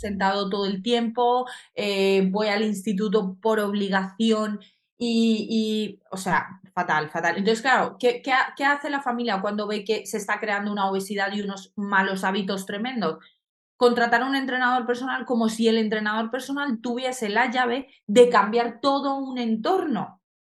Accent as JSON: {"language": "Spanish", "country": "Colombia", "tie": "born or raised there", "moved": "yes", "lives_now": "Spain", "said": "nací en Colombia, entonces en Colombia el patinaje es algo muy grande"}